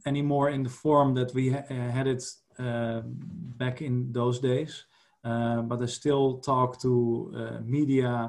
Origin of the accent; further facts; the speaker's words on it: Netherlands; I was from the Netherlands